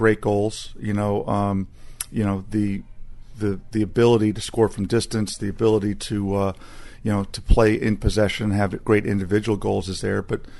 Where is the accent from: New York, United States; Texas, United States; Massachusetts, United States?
Texas, United States; Growing up in Texas